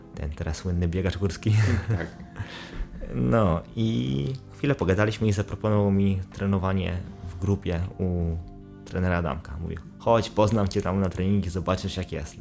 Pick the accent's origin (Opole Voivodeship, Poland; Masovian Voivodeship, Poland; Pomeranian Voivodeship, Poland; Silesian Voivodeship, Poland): Opole Voivodeship, Poland; Brzeg; Pochodzę z brzegu, województwie opolskim